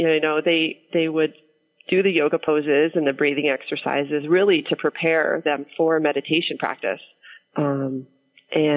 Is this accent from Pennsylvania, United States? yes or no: yes; Pittsburgh, Pennsylvania, United States; I grew up in the East End. I still live there.